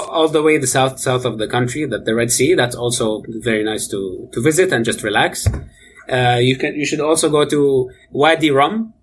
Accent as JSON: {"language": "English", "town": "Amman", "region": "Amman Governorate", "country": "Jordan", "tie": "born or raised there", "moved": "as an adult", "lives_now": "Canada", "said": "I, I, was born and raised in Amman, Jordan"}